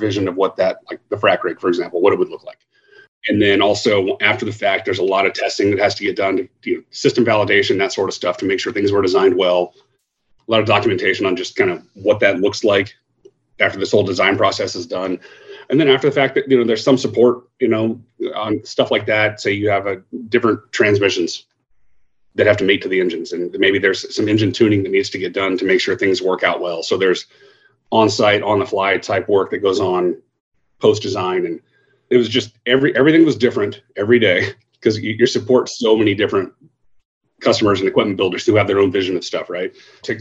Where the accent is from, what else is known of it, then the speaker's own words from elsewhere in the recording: Dallas, Texas, United States; moved away as an adult; also born or lived in Lubbock, Texas; now in Houston, United States; I grew up in the, you know, Northern Dallas suburb area, high school and stuff there